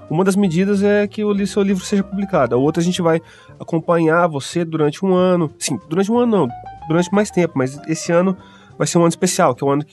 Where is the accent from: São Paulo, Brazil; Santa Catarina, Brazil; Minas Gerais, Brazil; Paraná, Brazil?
Paraná, Brazil; Maringá; sou da terra, sou de Maringá